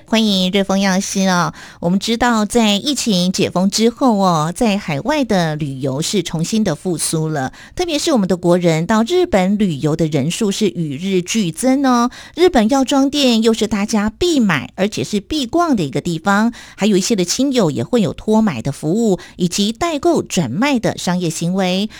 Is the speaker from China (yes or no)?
no; Taiwan; 我们台湾人真 真的很喜欢去日本哦